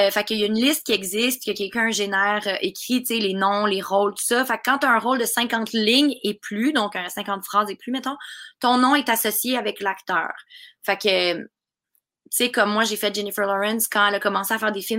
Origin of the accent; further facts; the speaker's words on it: Russia; accent: Russian; French is a second language; avec mon accent russe.